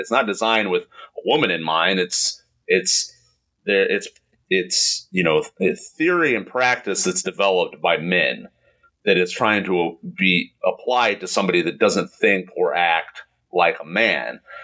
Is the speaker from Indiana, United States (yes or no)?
yes; Indiana, United States; moved away; I'm from Indiana